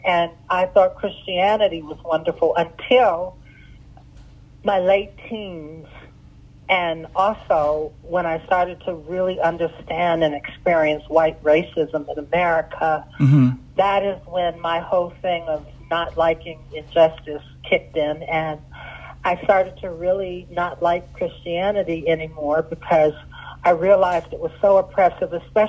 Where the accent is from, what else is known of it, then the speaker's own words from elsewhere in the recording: Sudan; English is a second language; That's how we were raised in Sudan.